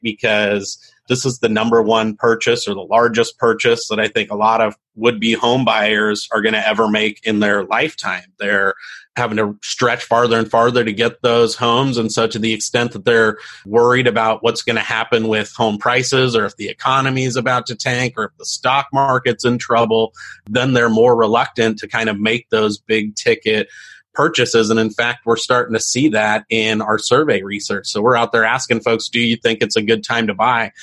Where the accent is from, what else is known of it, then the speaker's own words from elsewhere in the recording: San Diego, California, United States; I grew up in East County, San Diego